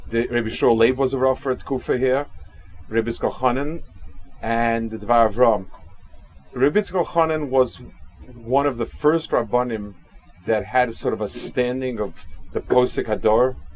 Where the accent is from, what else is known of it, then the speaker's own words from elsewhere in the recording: Kaunas, Kaunas County, Lithuania; I hope I'm not disappointing people that I'm focusing a lot on my hometown